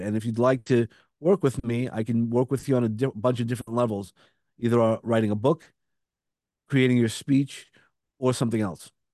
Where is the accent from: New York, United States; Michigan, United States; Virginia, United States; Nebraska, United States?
New York, United States; New York City; accent: Brooklyn; I have a Brooklyn accent